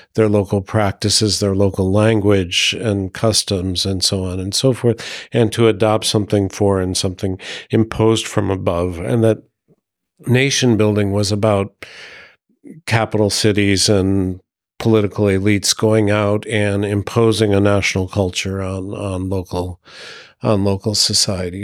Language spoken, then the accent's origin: English; United States; moved away as an adult; now in Burgundy, France; being an American in France